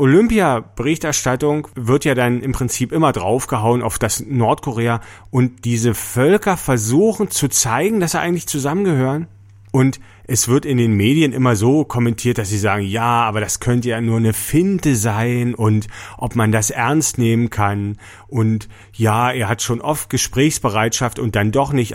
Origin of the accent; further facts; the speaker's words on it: East Germany, Germany; bei uns in der DDR